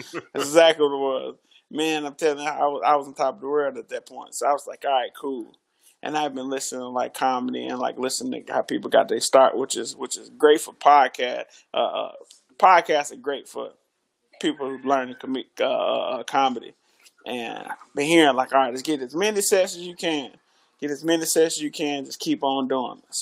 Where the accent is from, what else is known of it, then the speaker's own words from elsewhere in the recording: Chicago, Illinois, United States; also born or lived in Grand Rapids, Michigan / Mississippi; I was born in Grand Rapids, Michigan, raised in Chicago. I lived in Mississippi for what uh, I don't know, thirteen years.